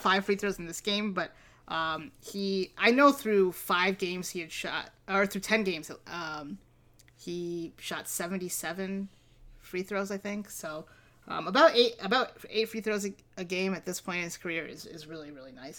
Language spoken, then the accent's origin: English; Toledo, Ohio, United States; also born or lived in Milwaukee; We're from Milwaukee, but we grew up in Toledo